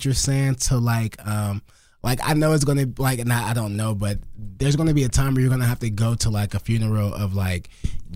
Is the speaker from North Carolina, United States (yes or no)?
no; Los Angeles, California, United States; I'm a kid from South Central